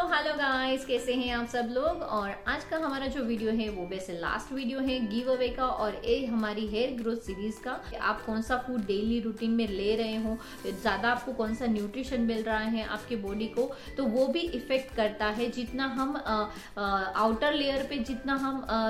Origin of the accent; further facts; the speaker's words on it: Gujarat, India; हम गुजराती लोग तो बटर मिल्क के बगैर नहीं जी सकते